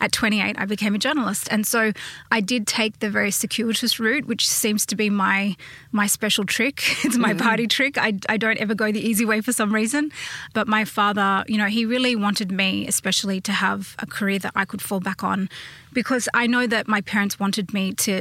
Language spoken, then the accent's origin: English; Sydney, New South Wales, Australia; I grew up, I guess, closer on the eastern suburbs side of Sydney